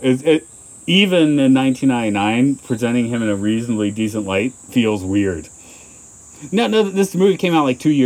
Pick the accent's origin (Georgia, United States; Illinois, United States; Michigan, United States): Georgia, United States; I'm from the Confederate state of Georgia